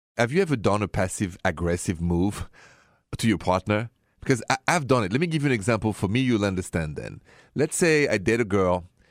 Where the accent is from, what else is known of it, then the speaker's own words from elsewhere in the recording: Paris, Île-de-France, France; accent: French; English is a second language; moved away; my accent, if it's the first time you hear this show, is French, straight from Paris.